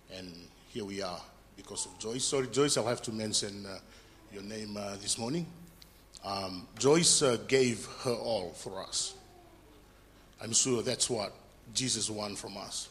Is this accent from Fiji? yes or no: yes; Fiji; moved away; I'm from Fiji